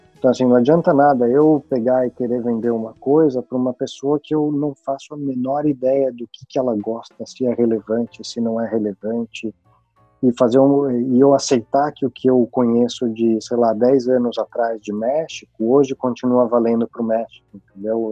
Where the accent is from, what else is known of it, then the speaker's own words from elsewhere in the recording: Brazil; moved away as an adult; eu até hoje me sinto, mesmo estando fora do Brasil já